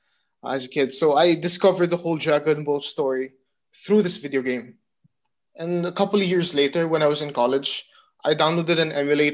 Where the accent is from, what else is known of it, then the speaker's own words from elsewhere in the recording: Abu Dhabi, United Arab Emirates; now in Philippines; back in Abu Dhabi, where I grew up in the Middle East